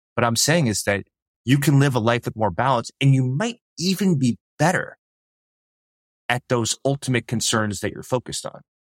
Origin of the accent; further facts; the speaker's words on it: New York City, New York, United States; I grew up in New York City